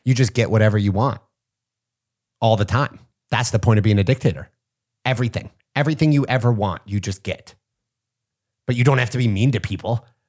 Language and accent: English; near Punxsutawney, Pennsylvania, United States; I grew up in Pennsylvania, not far from Punxsutawney